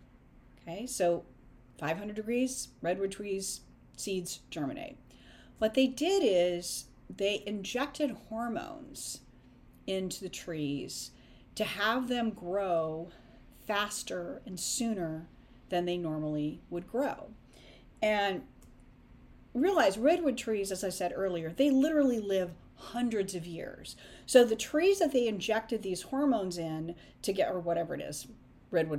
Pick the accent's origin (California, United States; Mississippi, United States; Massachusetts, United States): California, United States; Northern; I grew up in Northern California where the redwood trees